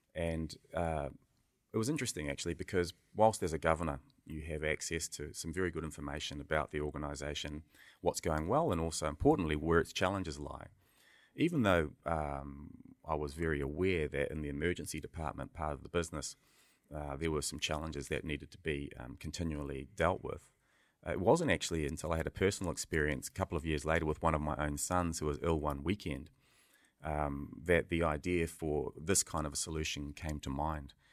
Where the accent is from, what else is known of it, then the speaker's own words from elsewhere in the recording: Auckland, New Zealand; also born or lived in Ngaiatonga, Northland, New Zealand / United Kingdom; a multi-boy growing up in Beechhaven